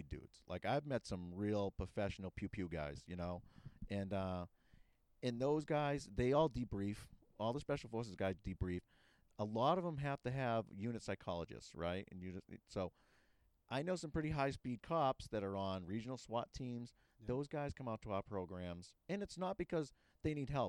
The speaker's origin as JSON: {"language": "English", "town": "Boston", "region": "Massachusetts", "country": "United States", "tie": "born or raised there", "said": "I grew up in the city. I grew up in Dorchester"}